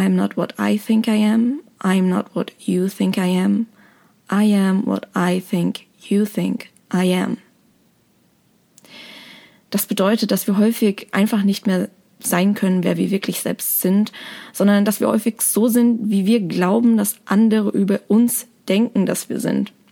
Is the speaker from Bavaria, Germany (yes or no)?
yes; Aschaffenburg, Bavaria, Germany; Ich bin geboren und aufgewachsen in Aschaffenburg, das ist in der Nähe von Frankfurt